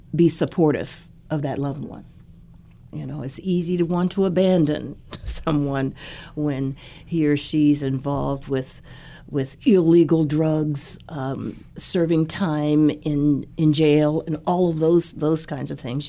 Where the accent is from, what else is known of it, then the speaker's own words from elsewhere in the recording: Dayton, Ohio, United States; Dayton, Ohio is uh, is my hometown